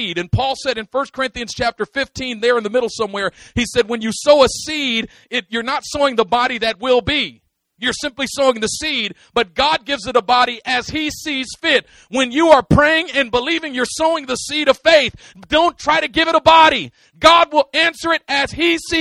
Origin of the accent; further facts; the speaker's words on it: Oakland, California, United States; I am from East Oakland, but I'm not of it. I grew up in it, but not of it